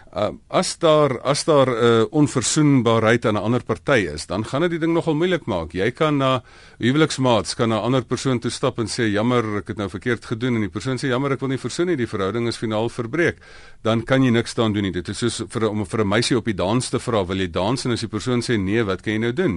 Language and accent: Afrikaans; South Africa; ons moet as Afrikaners